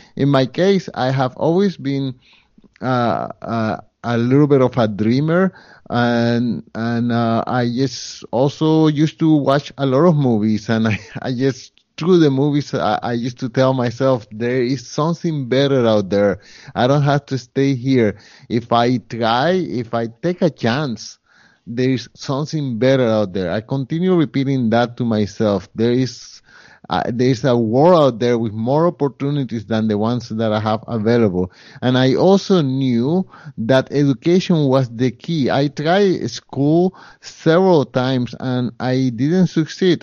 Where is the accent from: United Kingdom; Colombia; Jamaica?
Colombia; now in Montreal, Canada; I come from Colombia, and at the time that I came, Colombia was a poorer country.